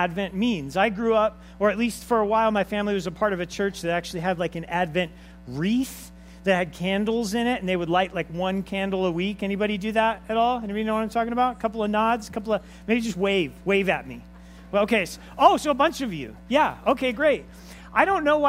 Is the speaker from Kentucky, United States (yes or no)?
no; Los Angeles, California, United States; I was raised in Los Angeles with my father